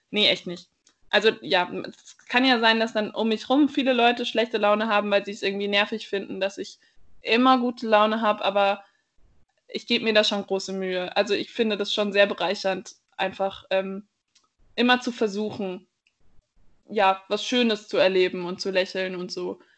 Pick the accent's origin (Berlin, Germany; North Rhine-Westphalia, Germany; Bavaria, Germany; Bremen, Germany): Bavaria, Germany; ich bin aufgewachsen nicht in München, sondern auf so eine Art Dorf und auch, ich finde es sehr schön, dass es in Bayern irgendwie so viel Natur gibt